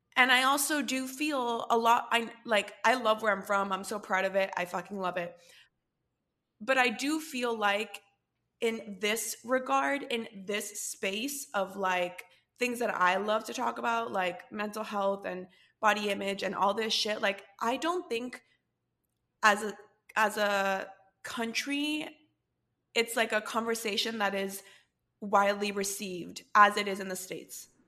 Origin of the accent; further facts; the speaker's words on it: Costa Rica; we're both from Costa Rica